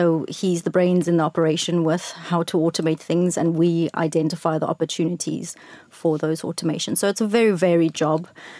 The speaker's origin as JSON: {"language": "English", "town": "George", "region": "Western Cape", "country": "South Africa", "said": "I'm from a small town called George."}